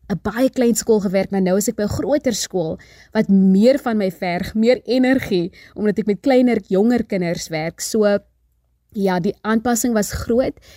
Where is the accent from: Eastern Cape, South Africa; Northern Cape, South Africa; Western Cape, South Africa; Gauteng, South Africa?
Western Cape, South Africa; Kraaifontein; moved away as an adult; now in South Korea; van Kryfontein.